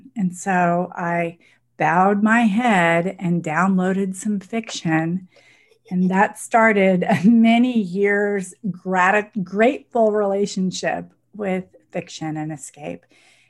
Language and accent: English; Dallas, Texas, United States; also born or lived in Milan, Italy; I grew up partly in Dallas and partly in Italy, in Milan.